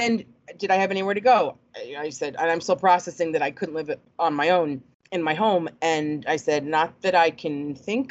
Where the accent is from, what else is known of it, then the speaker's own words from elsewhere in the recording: Cleveland, Ohio, United States; also born or lived in New York / Akron, Ohio; I was born in New York, moved to Cleveland when I was very little. My brother was born there, and then in '96, my parents moved from Cleveland to Akron, almost Akron.